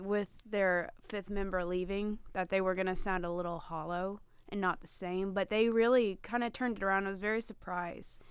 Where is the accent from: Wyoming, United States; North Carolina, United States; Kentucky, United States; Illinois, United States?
Kentucky, United States; I live thirty minutes from Louisville, and I was born in Kentucky